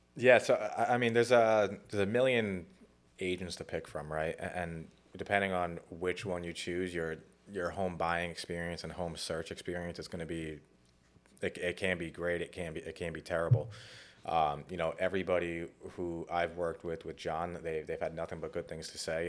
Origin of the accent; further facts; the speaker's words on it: Cranston, Rhode Island, United States; also born or lived in New York / New Jersey; grew up in Rhode Island